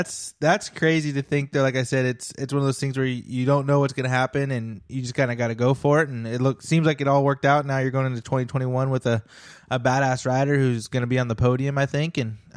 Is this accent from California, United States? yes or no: yes; Northern California, United States; I'm from NorCal.